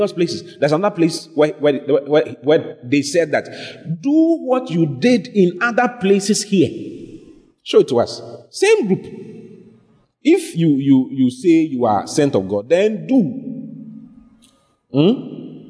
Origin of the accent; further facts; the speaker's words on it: Ghana; I'm from Ghana